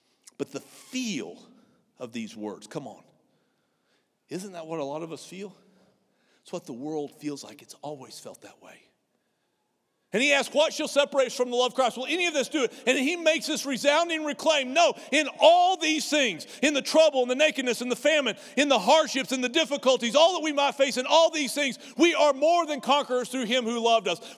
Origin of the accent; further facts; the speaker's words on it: near Amarillo, Texas, United States; I grew up in 50 miles from a nuclear weapons assembly plant called Pantex outside of Amarillo